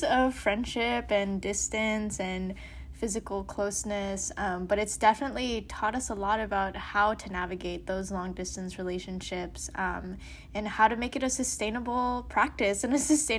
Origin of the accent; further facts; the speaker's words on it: New York, United States; moved away as an adult; also born or lived in Baltimore / Denmark; now in Madison, United States; I had to go back home to my hometown in New York.